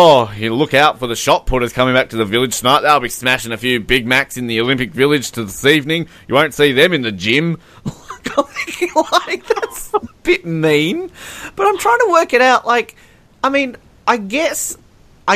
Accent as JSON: {"language": "English", "country": "Australia", "said": "as an Australian"}